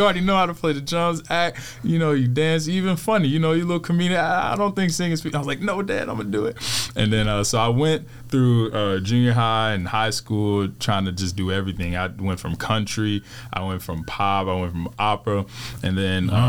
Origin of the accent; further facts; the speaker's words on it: Houston, Texas, United States; moved away; I'm from Houston, Texas.